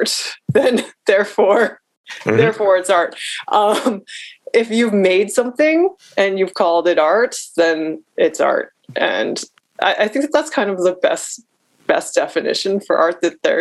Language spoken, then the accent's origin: English; United States; as an American biracial woman